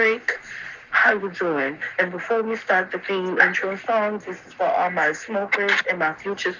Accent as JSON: {"language": "English", "town": "New Orleans", "region": "Louisiana", "country": "United States", "tie": "born or raised there", "said": "this is my hometown."}